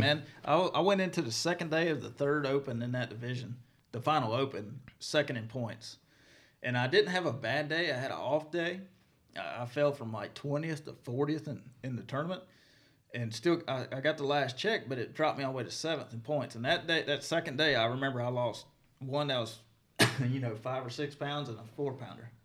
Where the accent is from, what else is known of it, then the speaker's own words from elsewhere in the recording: Mississippi, United States; even though I'm from Mississippi, I live right there on the line